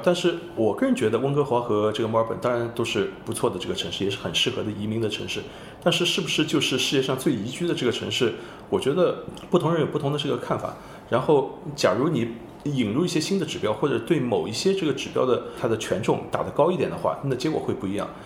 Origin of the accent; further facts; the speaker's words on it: Shanghai, China; first language Shanghainese; Chinese is a second language; 我出生在上海，我是上海人对。包括这个母语肯定也是上海话